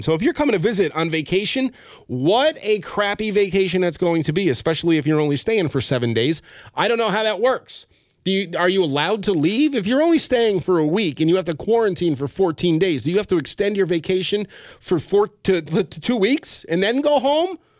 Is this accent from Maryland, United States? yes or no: no; Albany, New York, United States; I am from Albany, New York